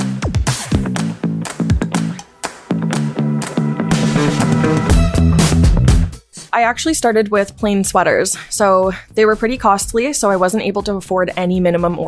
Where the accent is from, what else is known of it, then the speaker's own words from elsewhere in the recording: Sarnia, Ontario, Canada; moved away as an adult; also born or lived in Ottawa; I grew up in Sarnia, Ontario, and when I was 18, I left to Ottawa to go to fashion school